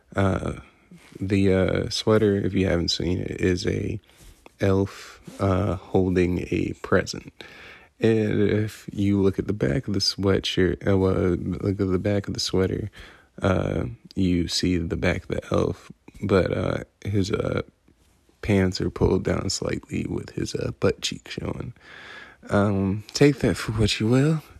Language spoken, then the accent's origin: English; Rockford, Illinois, United States; moved away; my hometown of Rockford